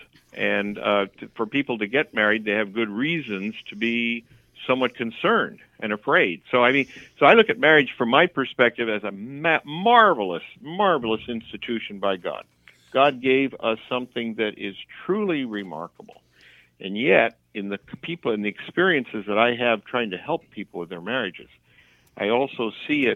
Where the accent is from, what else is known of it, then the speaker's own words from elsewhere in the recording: Santa Barbara, California, United States; also born or lived in Philadelphia; now in Minnesota, United States; I moved to Minnesota to Santa Barbara when I was 3. And so basically, I'm a Santa Barbaran